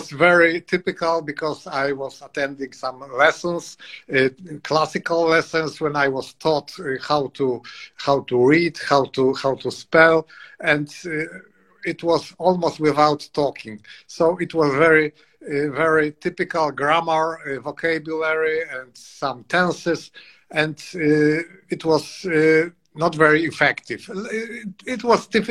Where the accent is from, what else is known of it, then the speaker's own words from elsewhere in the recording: Poland; English is a second language; I am from Poland